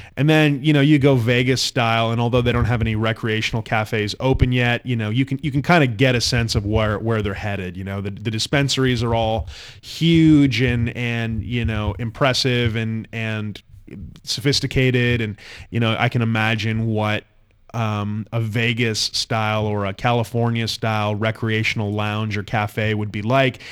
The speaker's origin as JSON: {"language": "English", "country": "Canada"}